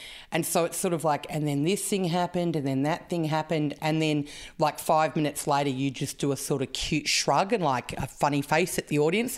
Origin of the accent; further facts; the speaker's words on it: Canberra, Australian Capital Territory, Australia; Yes. Western Creek, south side.